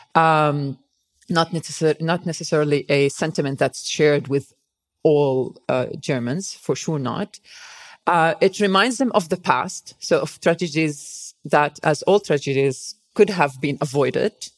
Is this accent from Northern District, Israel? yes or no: yes; Nazareth, Northern District, Israel; English is a second language; moved away as an adult; also born or lived in Tel Aviv, Israel / Canada; I grew up in in Nazareth